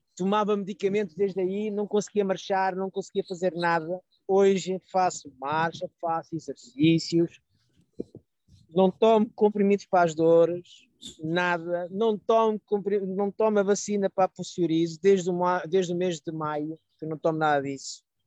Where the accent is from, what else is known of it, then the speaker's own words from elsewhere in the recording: Portugal; now in France; eu sou de Portugal, normal, estou imigrado na França